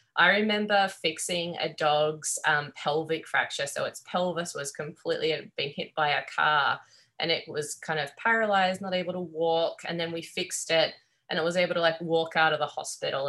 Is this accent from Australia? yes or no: yes; Australia; accent: Australian; moved away as an adult; now in Corvallis, United States; growing up in Australia